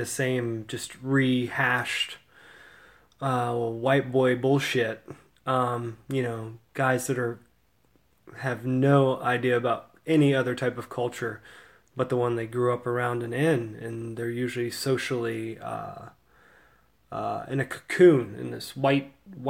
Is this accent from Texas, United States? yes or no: no; Sarasota, Florida, United States; I grew up in Sarasota, Florida in the 80s